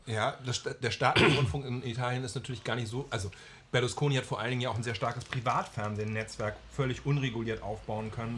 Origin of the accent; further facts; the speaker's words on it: Germany; als Deutscher